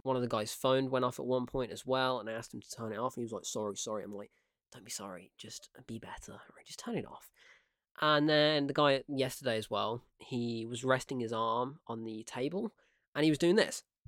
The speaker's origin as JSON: {"language": "English", "country": "United Kingdom", "tie": "born or raised there"}